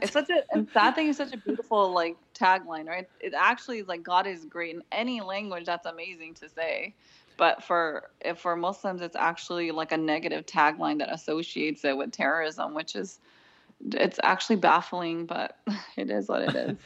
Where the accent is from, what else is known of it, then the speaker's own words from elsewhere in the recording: Southern California, United States; I'm from Southern California and I have a background in graphic design and marketing.